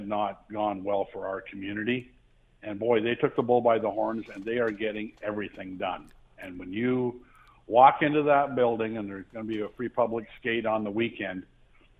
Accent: Lynden, Ontario, Canada; I grew up in Linden

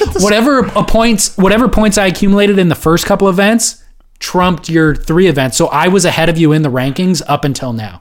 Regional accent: SoCal, California, United States; I am from SoCal

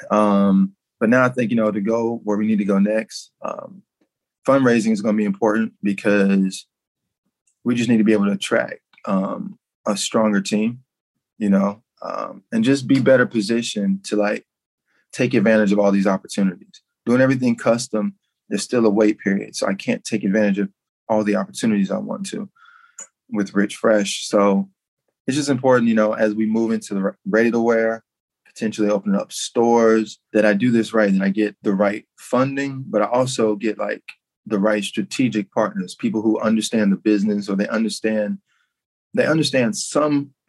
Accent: Memphis, Tennessee, United States; I connected with Brandice because like we're both from Memphis

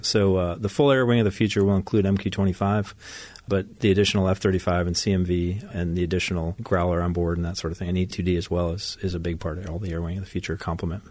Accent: Ithaca, New York, United States; moved away as an adult; also born or lived in Japan; now in San Diego, United States; I'm originally from upstate New York, uh, Ithaca, New York

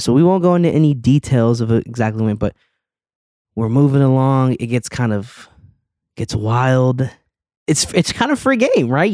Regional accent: Arizona, United States; moved away; I'm in my home state, like, I'm Arizona, born and raised.

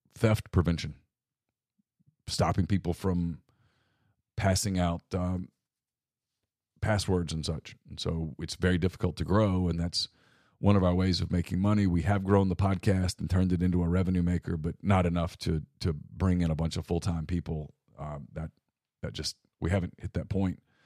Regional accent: Ruston, Louisiana, United States; moved away; also born or lived in Mobile, Alabama; when I was a boy growing up in Ruston

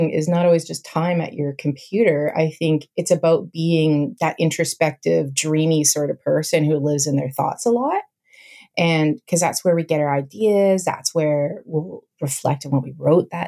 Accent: Canada; also born or lived in Vancouver Island, British Columbia; I'm Canadian

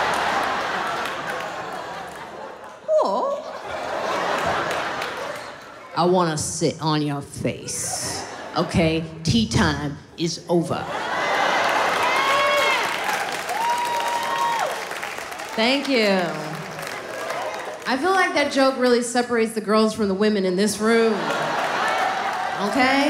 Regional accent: Highland Park, Illinois, United States; I grew up in Highland Park.

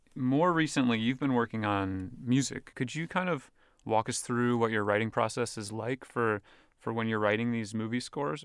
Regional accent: New Jersey, United States; I'm from New Jersey originally

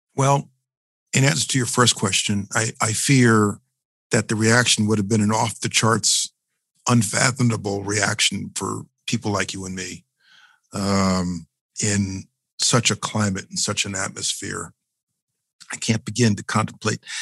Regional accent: New York City, New York, United States; As a New Yorker

